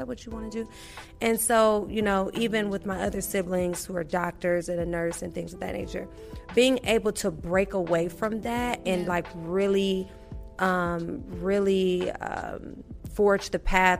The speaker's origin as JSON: {"language": "English", "town": "Milwaukee", "region": "Wisconsin", "country": "United States", "tie": "born or raised there", "moved": "yes", "lives_now": "Atlanta, United States", "said": "I grew up, I'm from Milwaukee, Wisconsin, small town gal"}